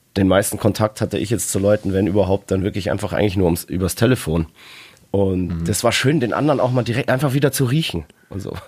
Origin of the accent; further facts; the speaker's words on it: Bavaria, Germany; bei uns in Bayern